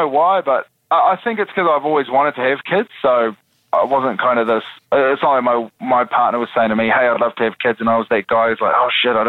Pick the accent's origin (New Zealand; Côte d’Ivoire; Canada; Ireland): New Zealand; because I'm a New Zealander.